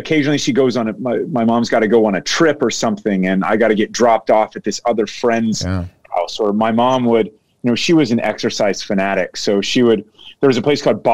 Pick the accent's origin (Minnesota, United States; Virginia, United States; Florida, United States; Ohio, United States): Ohio, United States; Dayton; I was born in 1979 in Dayton, Ohio, which is Southern Ohio.